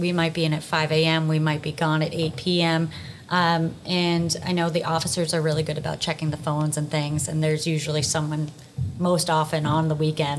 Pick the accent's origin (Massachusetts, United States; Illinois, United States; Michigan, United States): Massachusetts, United States; Duxbury; So I grew up in Duxbury